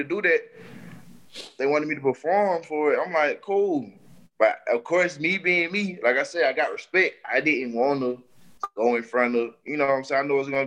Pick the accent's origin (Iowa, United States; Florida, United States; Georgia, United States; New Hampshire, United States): Georgia, United States; Atlanta; I'm from DeKalb County, I'm from East Atlanta Zone 6